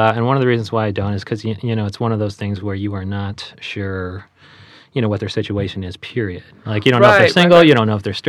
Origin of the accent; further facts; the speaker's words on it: Chicago, Illinois, United States; I'm from Chicago